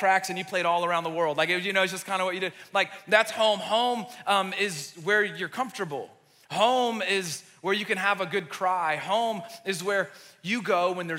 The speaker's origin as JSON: {"language": "English", "town": "Marietta", "region": "Georgia", "country": "United States", "tie": "born or raised there", "also_born_or_lived": "Lebanon, Tennessee", "said": "I grew up right down the road in Marietta. So Marietta's like home for me"}